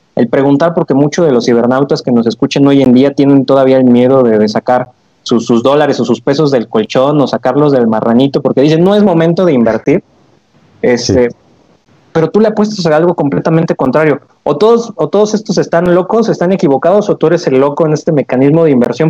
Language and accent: Spanish; Mexico; como mexicanos